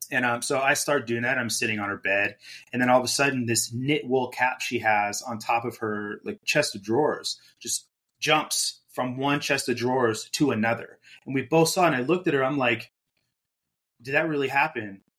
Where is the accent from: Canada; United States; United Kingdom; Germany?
Germany; so I grew up in Germany. My dad was in the Air Force